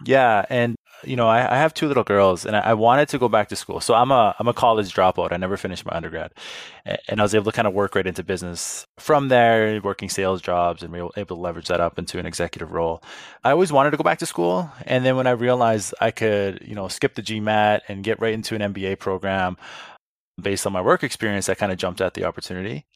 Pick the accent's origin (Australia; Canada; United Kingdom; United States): Canada; Saskatoon, Saskatchewan; moved away as an adult; also born or lived in Edmonton / Toronto; I got a job selling cell phones at the little kiosk in, in the Costco in my hometown.